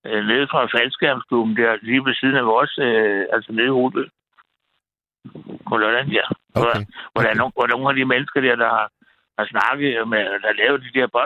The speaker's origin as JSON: {"language": "Danish", "town": "Frederiksberg", "region": "Capital Region of Denmark", "country": "Denmark", "tie": "born or raised there", "said": "jeg er jo Frederiksberg-dreng. Jeg er vokset op på Frederiksberg og gået på Gottesmanns skole."}